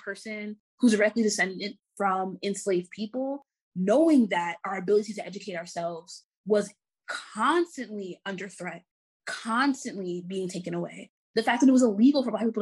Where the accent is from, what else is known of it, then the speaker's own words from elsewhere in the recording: New York City, New York, United States; I'm from Jamaica, Queens.